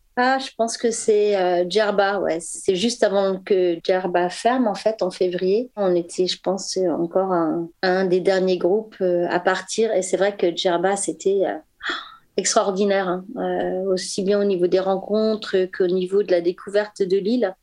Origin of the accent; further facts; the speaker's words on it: Paris, Île-de-France, France; je suis parisienne